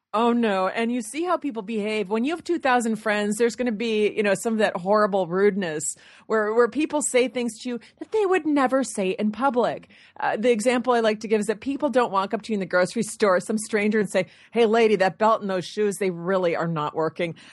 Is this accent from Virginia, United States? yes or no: no; Michigan, United States; moved away; I'm from Michigan